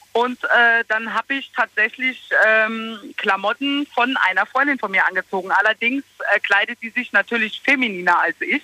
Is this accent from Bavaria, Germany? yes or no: no; Losheim am See, Saarland, Germany; bei uns in Losheim am See